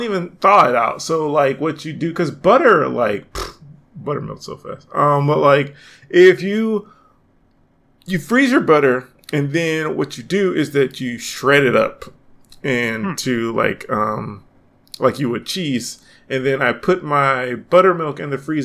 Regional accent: Atlanta, Georgia, United States; grumpy Atlanteans like myself

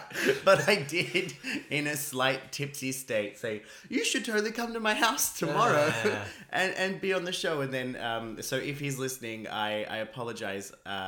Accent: Australia; I'm an Australian.

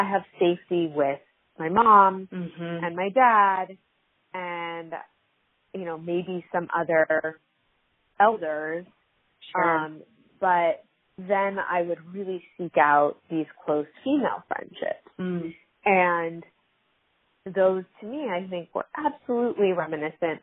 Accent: Hawaii, United States; I was growing up in Hawaii

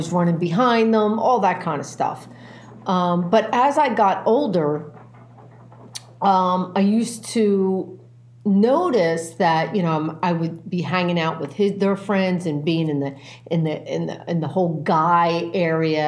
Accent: Philadelphia, Pennsylvania, United States; I'm an Irish Catholic kid, right? I was born in Northeast Philadelphia, and I have four older brothers and myself

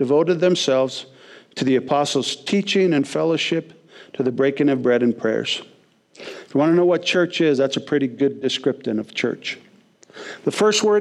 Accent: West Coast, United States; moved away as an adult; growing up on the West Coast

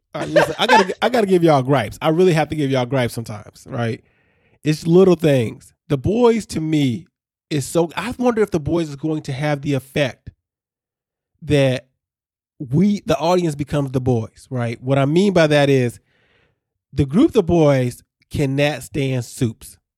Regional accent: Chicago suburbs, Illinois, United States; a kid growing up in Chicago suburbs

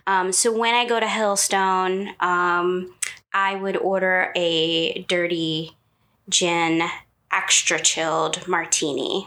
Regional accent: Hammondsport, New York, United States; I was born in in New York, in upstate New York

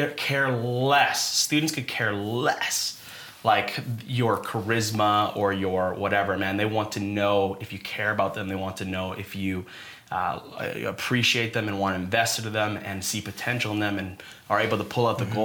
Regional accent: Devon, Alberta, Canada; Born and raised in Devon, Alberta.

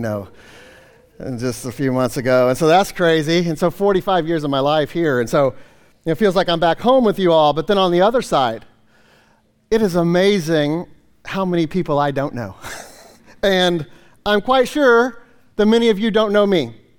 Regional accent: Kansas City, Missouri, United States; moved away as an adult; now in Ohio, United States; I grew up in Kansas City, you know, lived there, you know, most of my life

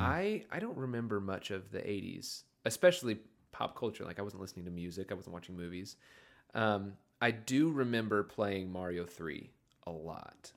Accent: Springdale, Arkansas, United States; growing up in Springdale

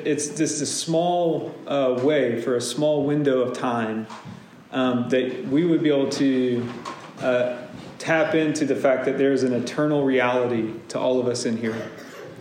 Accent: Deep South, United States; I grew up in Pentecostal churches and Baptist churches in the Deep South.

